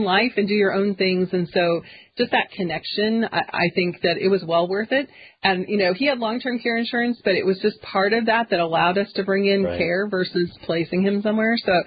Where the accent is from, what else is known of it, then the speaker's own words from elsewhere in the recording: Kansas City, United States; moved away as an adult; I am from Kansas City, a suburb of Kansas City, so I'm a city girl